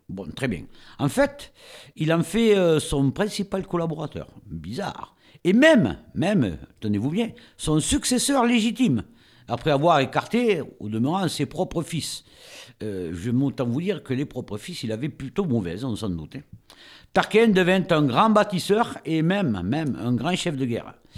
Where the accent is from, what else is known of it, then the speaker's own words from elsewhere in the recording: France; Chez nous, en France